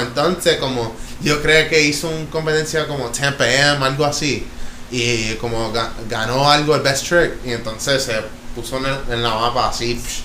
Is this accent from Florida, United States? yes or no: yes; Jacksonville, Florida, United States; also born or lived in Connecticut / Orlando / Toa Baja, Puerto Rico; now in Arecibo, Puerto Rico; me crié en Florida mayormente.